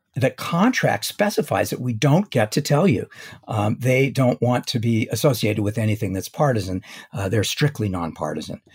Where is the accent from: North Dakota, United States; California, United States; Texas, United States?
California, United States; Los Angeles; I was born in Los Angeles